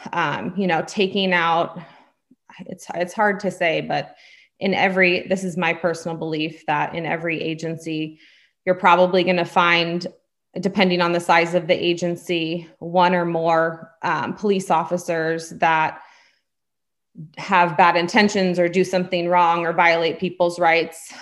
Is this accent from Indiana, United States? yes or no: no; California, United States; also born or lived in Pennsylvania; hail from California